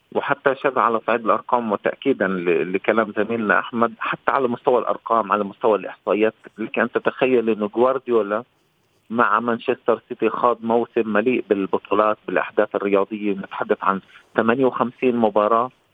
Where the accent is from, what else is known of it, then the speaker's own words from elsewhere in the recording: Palestine; كفلسطيني وكعربي